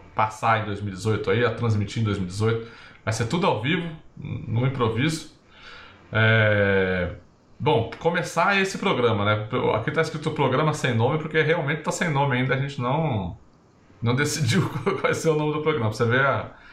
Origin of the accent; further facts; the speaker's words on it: Brazil; como bom brasileiro